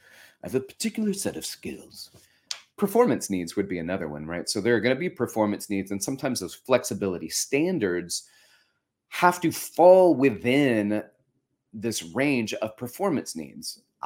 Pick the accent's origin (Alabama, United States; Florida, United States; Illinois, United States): Alabama, United States; Florence; our old wooden chairs that were around our dinner table at my home that I grew up in Florence, Alabama, where my folks still live.